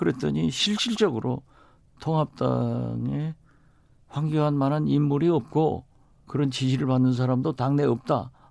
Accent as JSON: {"language": "Korean", "town": "Mokpo", "region": "South Jeolla", "country": "South Korea", "said": "저는 이제 제가 목포 출신 국회의원으로서"}